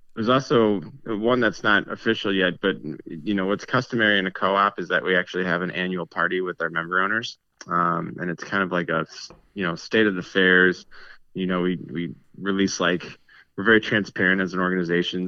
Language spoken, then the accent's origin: English; St. Louis, Missouri, United States; now in Milwaukee, United States; I'm not from Milwaukee originally. I'm actually from Saint Louis, Missouri.